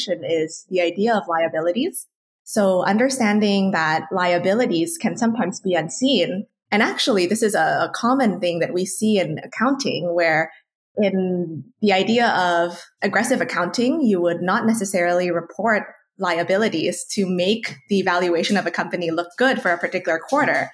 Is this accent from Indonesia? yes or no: yes; Indonesia; when I was growing up in Indonesia